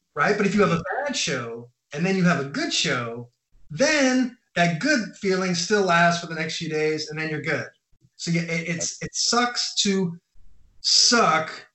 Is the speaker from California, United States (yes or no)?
yes; Orange County, California, United States; moved away as an adult; also born or lived in New York City; now in Copenhagen, Denmark; moved to California when I was a little kid, like six years old. Grew up in uh, California, in uh, Orange County in Los Angeles area